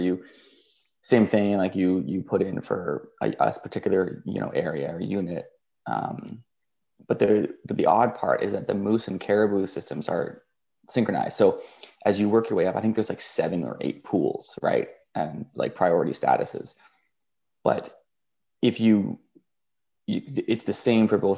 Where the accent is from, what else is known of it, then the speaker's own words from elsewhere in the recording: Ontario, Canada; moved away; also born or lived in Northern Labrador; we're both from Ontario, so you know, we had like bear, white-tailed deer, turkey, moose as well